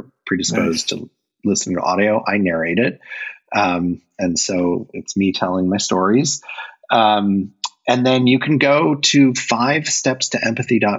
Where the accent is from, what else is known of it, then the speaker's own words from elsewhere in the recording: Indiana, United States; growing up in Indiana